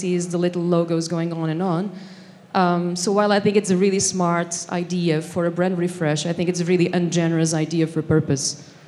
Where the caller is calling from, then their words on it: Tokyo, Japan; I'm coming from Tokyo, land of good design.